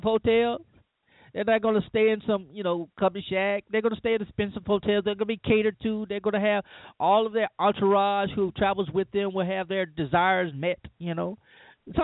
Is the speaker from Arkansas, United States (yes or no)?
no; Louisiana, United States; now in Mississippi, United States; I live in the South. I'm from Louisiana, and I live in Mississippi now